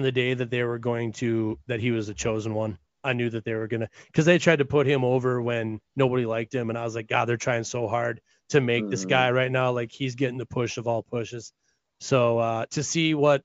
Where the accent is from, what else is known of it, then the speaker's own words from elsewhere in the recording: Minnesota, United States; I grew up in Minnesota